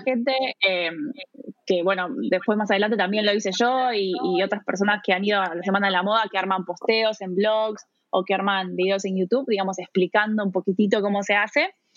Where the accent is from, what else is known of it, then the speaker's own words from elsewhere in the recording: Buenos Aires, Argentina; moved away as an adult; also born or lived in New York, United States; now in Munich, Germany; yo soy argentina, eh, viví la mayor parte de mi vida en, eh, bueno, en Buenos Aires, en la provincia de Buenos Aires, en las afueras y después en, en la ciudad de Buenos Aires